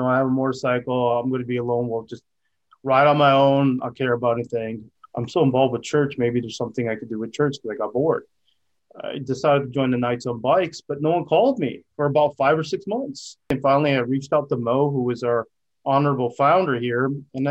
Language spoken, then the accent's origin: English; Edmonton, Alberta, Canada; moved away as an adult; also born or lived in India / Texas; now in California, United States; I was born in Edmonton, Alberta, Canada. You know, I went to study in India in fifth grade, and then returned back to Canada, 10th grade